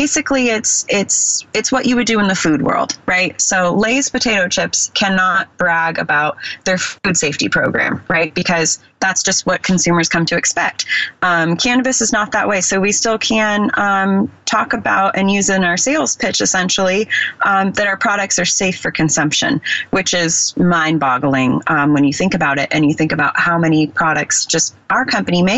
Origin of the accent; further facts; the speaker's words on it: Bay Area, California, United States; I grew up in the Bay Area